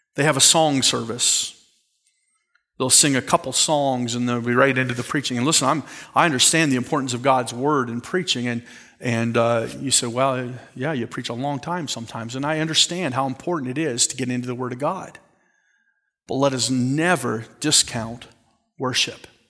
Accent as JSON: {"language": "English", "country": "Canada", "said": "I'm Canadian"}